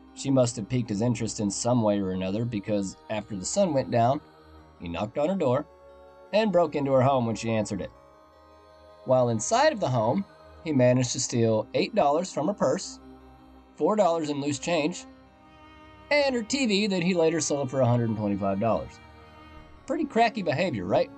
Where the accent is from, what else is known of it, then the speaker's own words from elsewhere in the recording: Oklahoma, United States; my home state today in Oklahoma